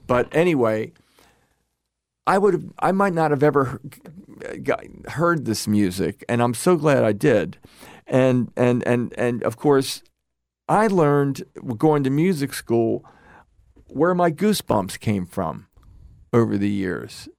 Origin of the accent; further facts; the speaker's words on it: Baltimore, Maryland, United States; growing up in Baltimore